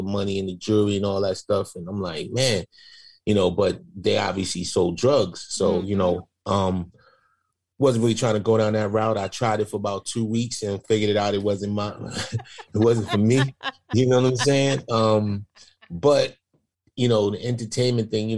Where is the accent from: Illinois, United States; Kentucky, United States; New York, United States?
New York, United States; New York City; we grew up in Hobbs, Queens Village, Shadyville area